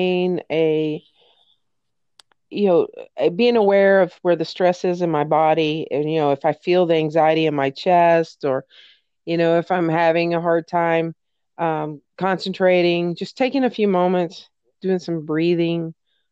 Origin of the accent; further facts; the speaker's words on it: Tennessee, United States; I was raised in Tennessee